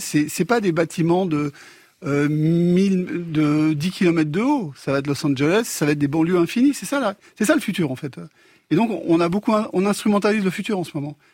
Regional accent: Afghanistan; je viens d'Afghanistan

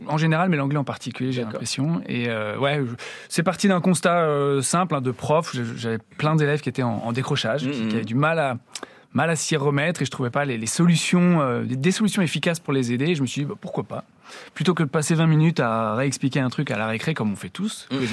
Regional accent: Brittany, France; je suis breton

